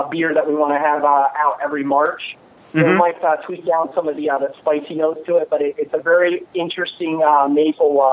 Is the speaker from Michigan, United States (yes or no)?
yes; Michigan, United States; I'm from Michigan